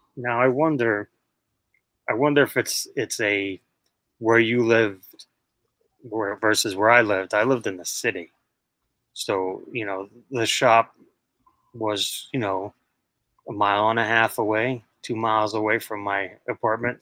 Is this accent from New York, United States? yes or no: yes; New York City, New York, United States; I was born and raised in Queens, New York